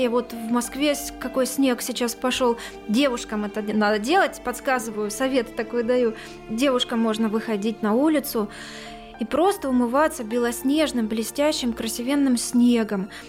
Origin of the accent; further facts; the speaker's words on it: Crimea, Ukraine; Вот крымчане, я крымчанка, с симферопольской пропиской я пройти бесплатно на территорию Херсонеса уже не могу.